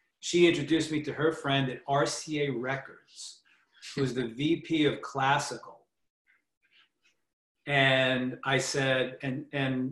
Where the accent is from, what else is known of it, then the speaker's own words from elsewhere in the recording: New York City, New York, United States; I'm from Staten Island